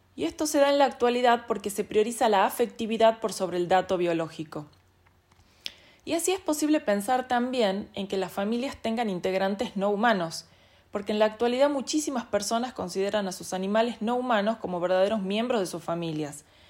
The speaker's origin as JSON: {"language": "Spanish", "region": "Salta", "country": "Argentina", "said": "soy salteña"}